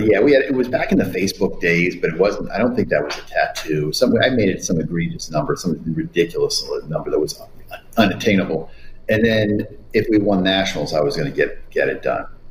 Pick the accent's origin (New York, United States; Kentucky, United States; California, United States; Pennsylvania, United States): Pennsylvania, United States; State College; moved away as an adult; I grew up in Penn State.